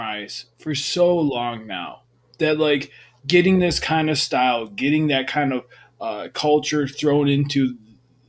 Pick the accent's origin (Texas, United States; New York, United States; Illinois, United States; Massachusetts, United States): New York, United States; moved away; I'm from New York